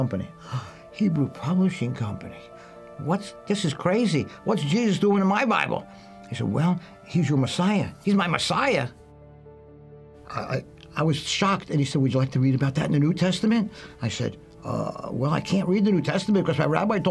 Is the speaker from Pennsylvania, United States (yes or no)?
yes; Philadelphia, Pennsylvania, United States; I grew up in Philadelphia in a Jewish neighborhood.